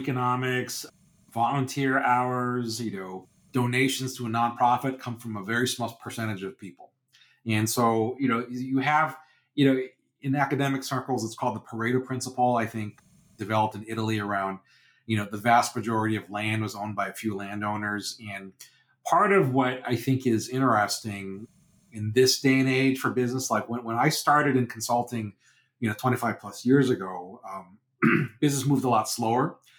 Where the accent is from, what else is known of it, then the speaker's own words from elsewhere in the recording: United Kingdom; oh, you know, we're British, it's about being respectful and polite to your, you know, people.